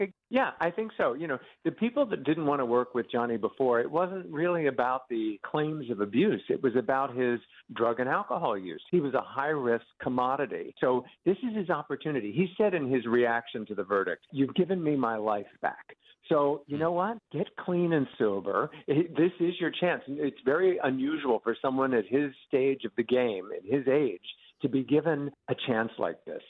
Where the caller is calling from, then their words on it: New York City, New York, United States; I'm calling in from New York City